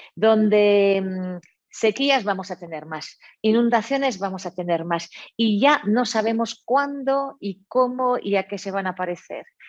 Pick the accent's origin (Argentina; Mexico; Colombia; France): France; moved away; soy francesa de, origen